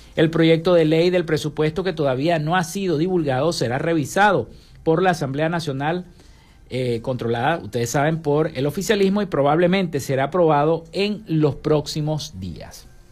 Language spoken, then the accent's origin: Spanish; Venezuela